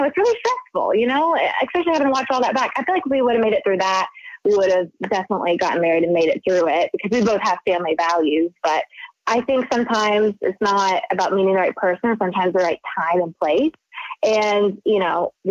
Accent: the South, United States; moved away as an adult; now in Los Angeles, United States; growing up in the South, like my parents got married young

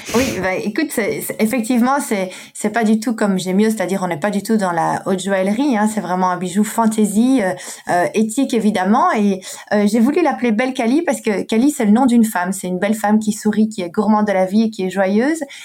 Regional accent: Brussels, Brussels-Capital Region, Belgium; une Belge, parce que je suis belge et bruxelloise de surcroît

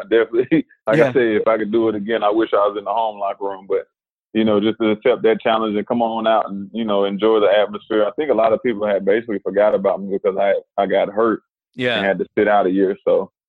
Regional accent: Winston-Salem, North Carolina, United States; moved away as an adult; now in Dallas, United States; my hometown, Winston-Salem, North Carolina.

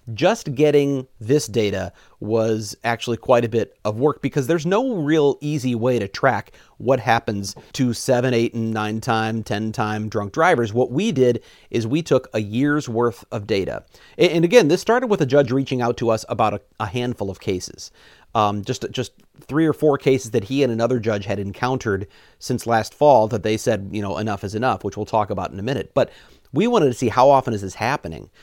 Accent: Missouri, United States; moved away as an adult; now in Wisconsin, United States; I'm from Missouri originally. I've now lived in Wisconsin for sixteen years.

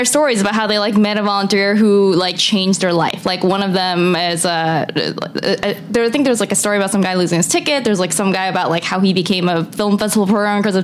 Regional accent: United States; I'm an American. I've never lived in Canada

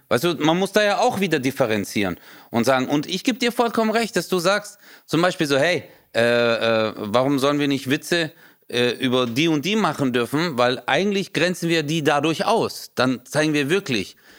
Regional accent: Stuttgart, Baden-Württemberg, Germany; da wo ich herkomme, Stuttgart

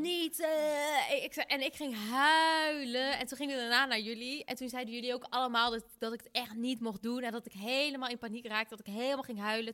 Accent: North Brabant, Netherlands; ik kom uit Brabant en dan vieren we lekker carnaval

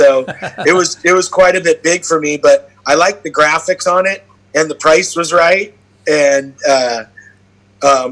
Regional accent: Santa Cruz, California, United States; I'm Santa Cruz just because I grew up on the East Side. I went to Soquel High.

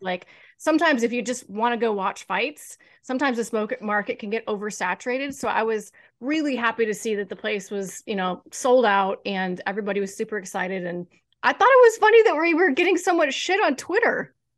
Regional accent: Kansas City, United States; also born or lived in New York; my hometown. I wasn't born here, but I've lived here since I was seven. So, basically my hometown

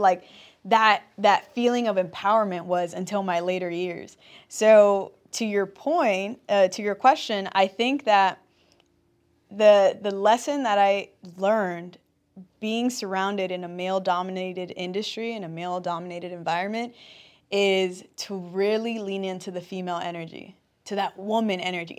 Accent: Compton, California, United States; I'm born and raised in Compton

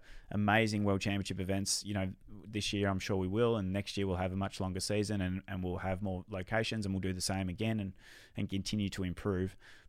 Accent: Australia; selfishly as an Aussie and, you know, someone that wants to see them in our own country, I think that's a bummer.

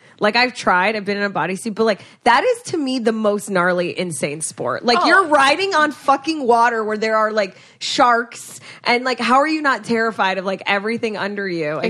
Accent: Florida, United States; now in Los Angeles, United States; I'm from Florida.

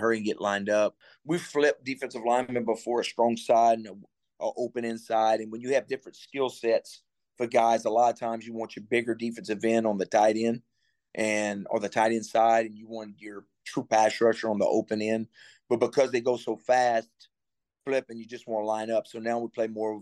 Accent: Cajun, Louisiana, United States; moved away as an adult; now in Miami, United States; I'm Cajun

